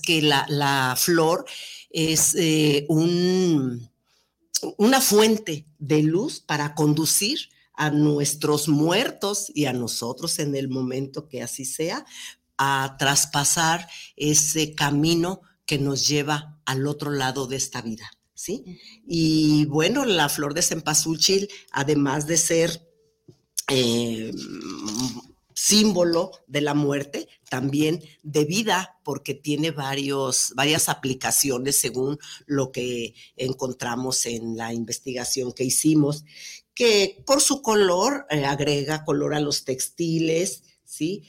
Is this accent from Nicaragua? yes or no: no; Mexico; como mexicanos que somos